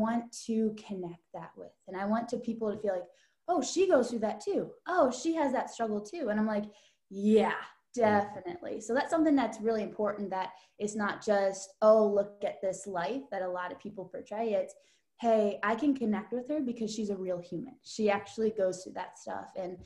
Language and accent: English; Canton, Ohio, United States; moved away as an adult; now in Columbus, United States; I'm from Canton, Ohio. So just 2 hours north of where we live at in Columbus now